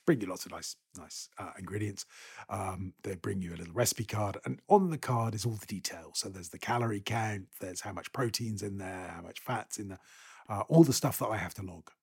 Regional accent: Scotland, United Kingdom; I am a Scot

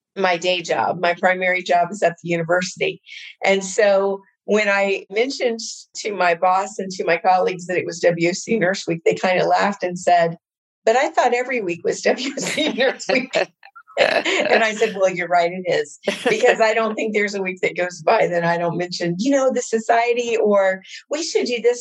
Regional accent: Indiana, United States; I'm from Indiana

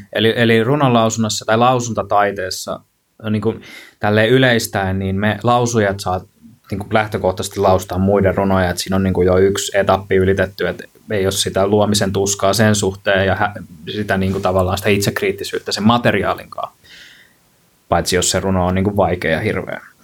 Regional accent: Kankaanpää, Satakunta, Finland; moved away as an adult; siellä Kankaan päässä, mistä mä kotosin

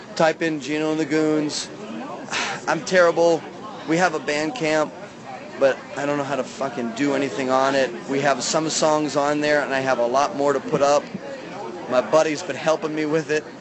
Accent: Pennsylvania, United States; also born or lived in Baltimore, Maryland / Charlotte, North Carolina; now in St. Petersburg, United States; I'm from north, way north of Pittsburgh, but I'm from Pennsylvania originally

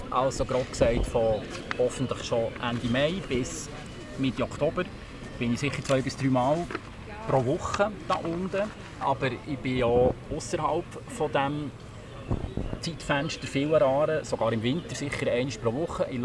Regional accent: Bern, Switzerland; Ich bin selber im Oberaargau aufgewachsen, äh, mehrere Kilometer von Aaren entfernt.

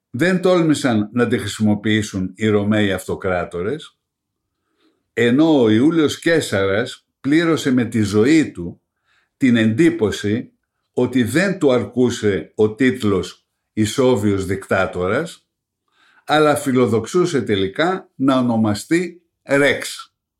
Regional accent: Greece; ως Έλληνες

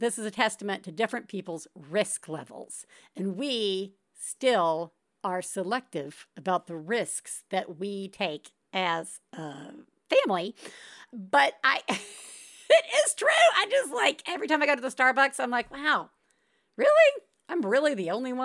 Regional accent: the South, United States; moved away; also born or lived in Santa Monica, California; we immediately went to the South. Because my parents were from the South. My parents were from Alabama and Mississippi

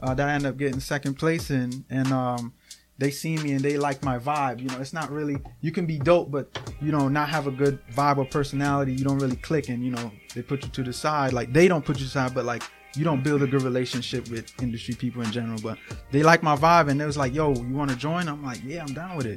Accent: New York City, New York, United States; now in Schenectady, United States; I'm from Brooklyn, New York

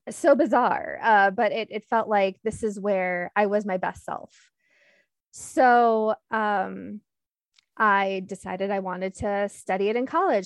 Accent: Michigan City, Indiana, United States; moved away as an adult; also born or lived in Sterling, Illinois / Pittsburgh, Pennsylvania / Detroit, Michigan; now in Milwaukee, United States; seventh grade, we moved to what I consider my hometown, Michigan City, Indiana

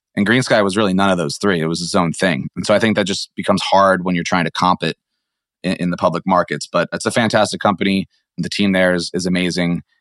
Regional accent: Maryland, United States; moved away as an adult; also born or lived in San Francisco / Atlanta; I grew up in Maryland.

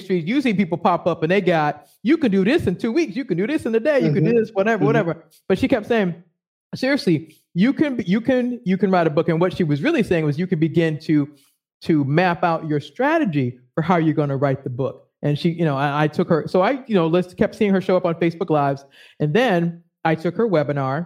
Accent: Boston, Massachusetts, United States; now in Maryland, United States; I'm originally from Boston

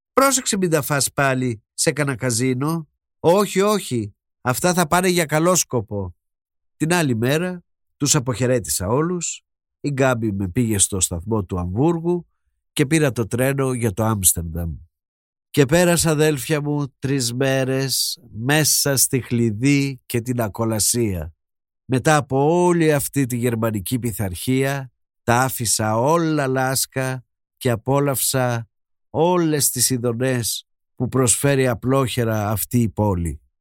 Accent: Greece; είμαι Έλληνας.

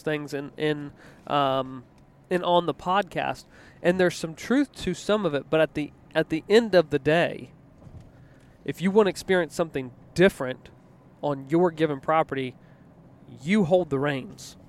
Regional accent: East Coast, United States; now in Midwest, United States; I grew up in the East Coast

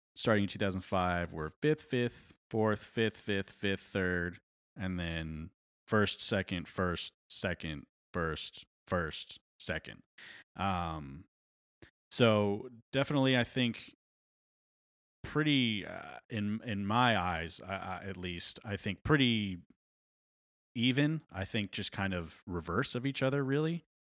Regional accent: New York, United States; born or raised there

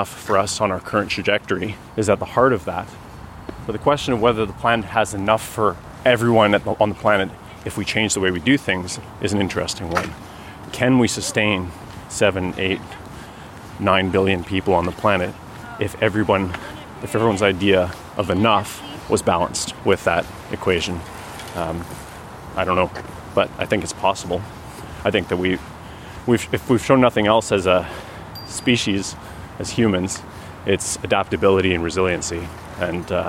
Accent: Canmore, Alberta, Canada; now in Ottawa, Canada; I'm living in Ottawa now for 21 years, but I'm originally from Canmore, Alberta. Grew up there in the mountains.

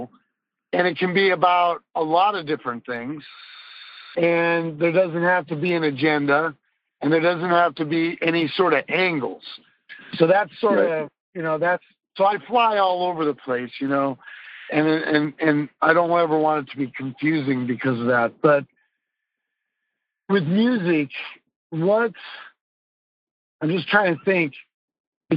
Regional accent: Des Moines, Iowa, United States; I was born and raised in Des Moines, Iowa

